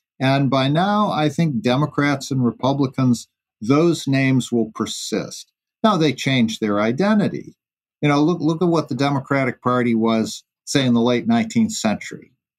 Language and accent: English; New York, United States; my home state, New York